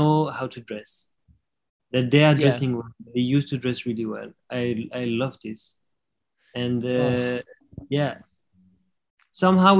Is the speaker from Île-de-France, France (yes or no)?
yes; Paris, Île-de-France, France; moved away as an adult; also born or lived in Netherlands / Sweden; in the suburbs, but like, I grew up in Paris